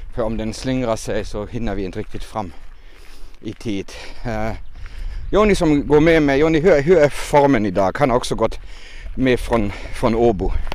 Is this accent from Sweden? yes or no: no; Germany; Swedish is a second language; now in Finland; jag är katolsk och har vuxit upp med pilgrimsvandringar och vallfärder. Det hör lite till där varifrån jag kommer. Uh, jag är hemma från Tyskland